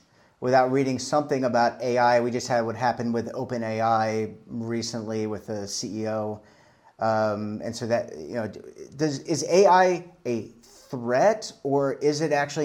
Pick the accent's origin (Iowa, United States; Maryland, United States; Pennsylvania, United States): Maryland, United States; Baltimore; also born or lived in New York; now in Charlotte, United States; I'm from Baltimore, Maryland